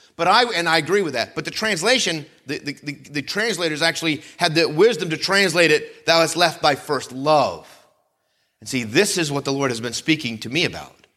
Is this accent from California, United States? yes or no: no; Vermont, United States; moved away; where I grew up in Vermont